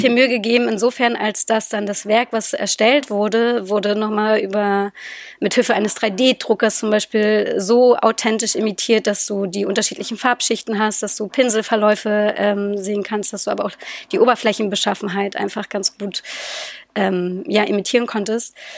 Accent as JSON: {"language": "German", "region": "Berlin", "country": "Germany", "tie": "born or raised there", "said": "ich bin Berliner Kind"}